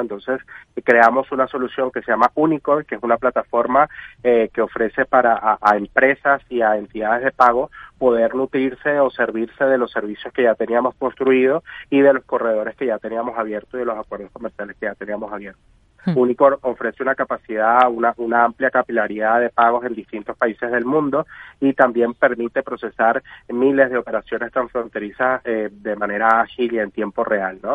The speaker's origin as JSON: {"language": "Spanish", "country": "Venezuela", "said": "soy venezolano"}